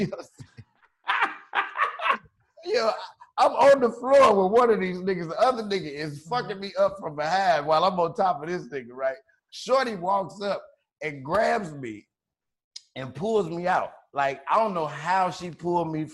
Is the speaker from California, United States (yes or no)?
no; Chicago, Illinois, United States; I'm from Chicago